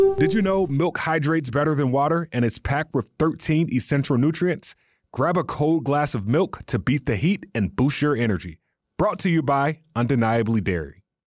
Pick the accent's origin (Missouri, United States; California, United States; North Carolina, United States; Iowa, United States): North Carolina, United States; being from North Carolina